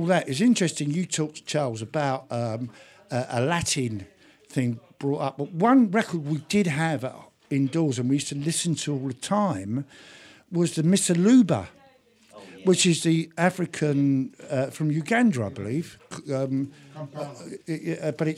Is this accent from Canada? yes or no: no; London, United Kingdom; also born or lived in Ireland; I grew up in London and in Ireland as a kid